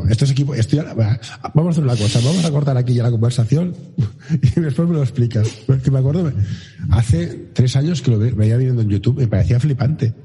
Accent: Barcelona, Catalonia, Spain; yo soy de Barcelona

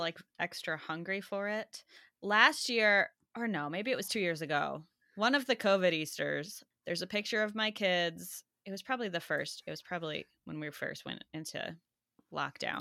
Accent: United States; in American, growing up, going to school in the U S

